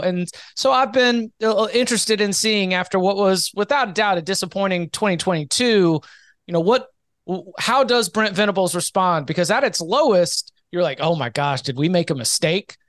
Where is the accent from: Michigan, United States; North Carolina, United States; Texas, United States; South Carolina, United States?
North Carolina, United States; Raleigh; I grew up in Raleigh, like, I'm North Carolina guy, still live in Raleigh